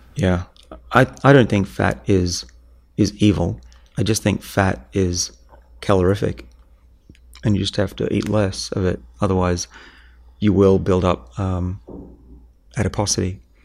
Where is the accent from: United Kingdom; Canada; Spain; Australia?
Australia; now in Boston, United States; I'm from Australia